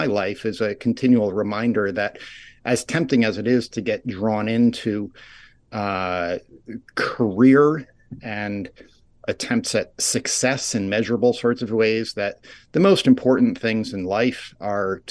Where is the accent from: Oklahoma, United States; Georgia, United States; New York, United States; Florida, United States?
New York, United States; Rye; now in Ithaca, United States; I grew up in Rye, New York, a suburb outside New York City